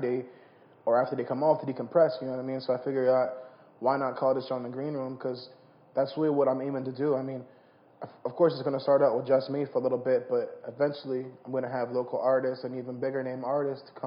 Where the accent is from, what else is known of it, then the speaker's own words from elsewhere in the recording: New Jersey, United States; I'm from South Jersey